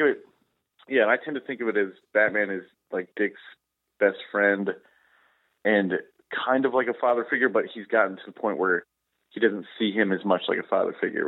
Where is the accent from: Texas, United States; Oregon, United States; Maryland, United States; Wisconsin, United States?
Wisconsin, United States; Wausau; I was growing up in Wausau, Wisconsin